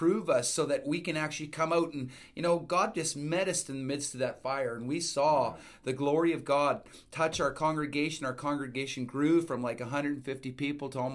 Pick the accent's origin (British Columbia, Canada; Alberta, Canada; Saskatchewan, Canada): Alberta, Canada; Edmonton; we're from Edmonton, Alberta